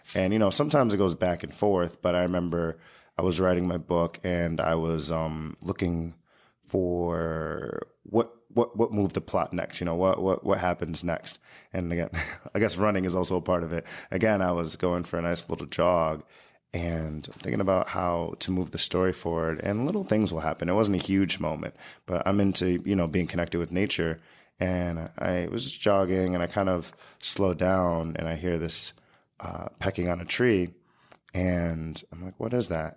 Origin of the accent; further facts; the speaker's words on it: United States; also born or lived in Long Island; as an American